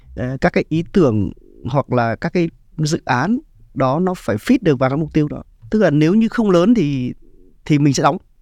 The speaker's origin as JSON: {"language": "Vietnamese", "town": "Ha Long", "region": "Quang Ninh", "country": "Vietnam", "said": "mình dân Hạ Long mà"}